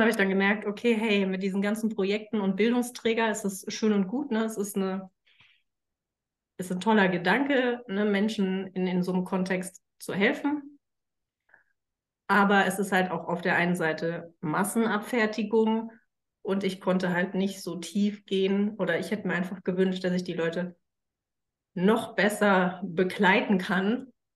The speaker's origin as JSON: {"language": "German", "town": "Frankfurt", "region": "Hesse", "country": "Germany", "said": "ich bin Frankfurter mit Leib und Seele, auch wenn ich zwischenzeitlich äh, mal ganz woanders gelebt habe, komme ich doch immer wieder zurück."}